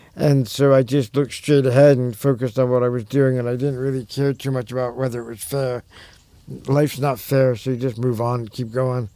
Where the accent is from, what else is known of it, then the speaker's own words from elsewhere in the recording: Long Island, New York, United States; also born or lived in Berkeley, California; now in Detroit area, United States; I grew up on Long Island in New York